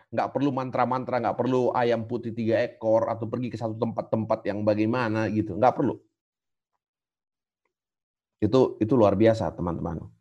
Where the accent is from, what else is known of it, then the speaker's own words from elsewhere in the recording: South Sulawesi, Indonesia; Kalau kami orang Toraja, ya, saya nggak tahu kalau di Sumatera atau di mana gitu.